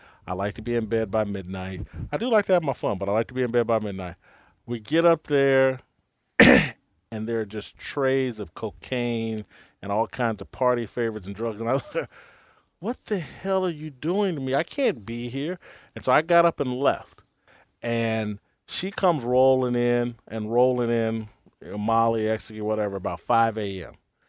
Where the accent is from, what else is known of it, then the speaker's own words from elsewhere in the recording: Indianapolis, Indiana, United States; also born or lived in Kansas City; now in Los Angeles, United States; Well, I'm from Indianapolis. I lived in Kansas City for 16 years.